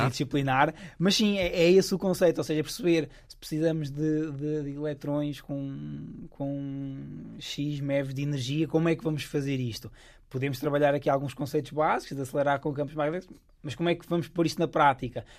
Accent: Coimbra, Centro, Portugal; moved away as an adult; now in Stanford, United States; eu sou de Coimbra

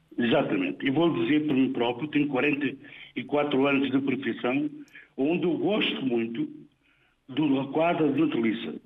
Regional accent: Ulme, Santarém District, Portugal; nasci em Ulme

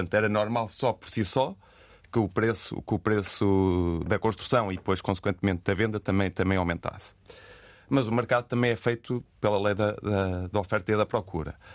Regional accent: Viseu, Centro, Portugal; eu sou de Viseu

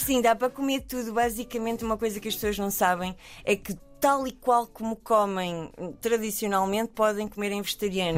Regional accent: Portugal; nós somos portugueses

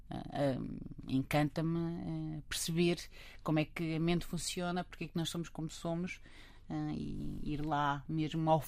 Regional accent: Lisbon, Portugal; also born or lived in Montemor-o-Novo; eu sou de Lisboa, eu, mas, eu mas, eh, sempre, sempre vivi em Lisboa

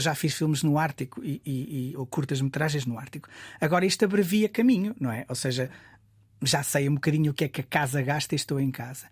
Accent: Guimarães, Norte, Portugal; Nascido e criado em Guimarães, Oliveira do Castelo, Centro Histórico

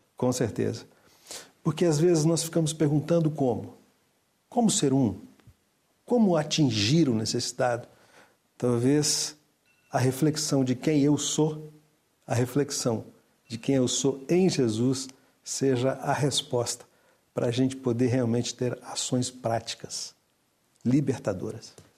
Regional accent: Brazil; eu sou brasileiro, tenho uma cultura um pouco diferente da de Portugal

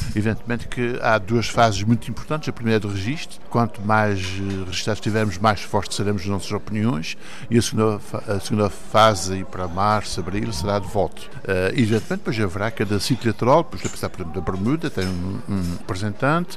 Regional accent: Azores, Portugal; eu sou ao mesmo tempo português e açoriano, eu sou, eu sou português porque sou açoriano

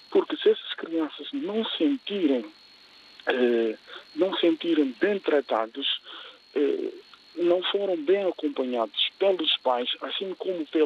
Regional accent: Guinea-Bissau; as experiências da minha terra, nesse caso a Guiné-Bissau

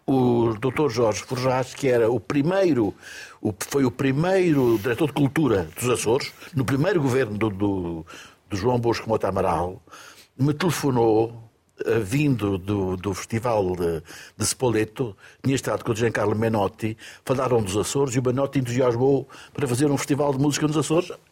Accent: Lobito, Benguela, Angola; also born or lived in London; now in Portugal; Nasci em Angola. Qual foi a província? Eu nasci no Lubito.

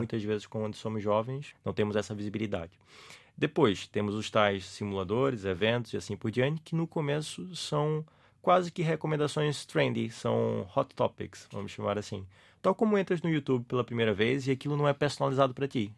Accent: Recife, Pernambuco, Brazil; accent: Brazilian; now in Portugal; Sou de uma cidade chamada Recife, que fica no nordeste do Brasil

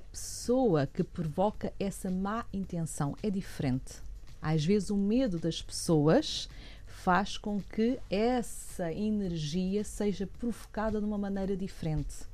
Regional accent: Portugal; eu sou portuguesa

